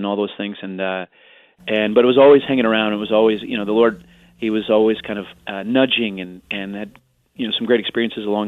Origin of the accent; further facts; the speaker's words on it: Carmel, Indiana, United States; moved away as an adult; also born or lived in Arlington Heights, Illinois / Chicago, Illinois; now in New York, United States; I was actually born in Arlington Heights, Illinois, and then I grew up in Carmel, Indiana